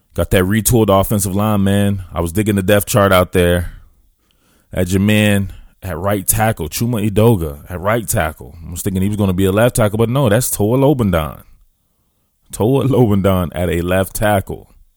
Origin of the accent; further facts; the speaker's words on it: the South, United States; moved away; I know I'm out here in Pac twelve land as a Southerner, one of them Southerners.